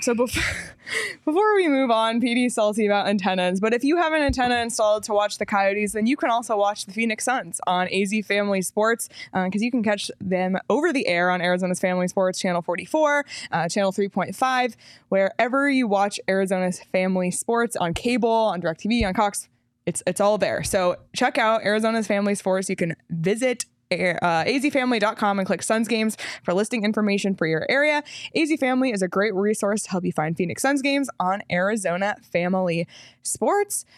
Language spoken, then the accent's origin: English; Canada; I am Canadian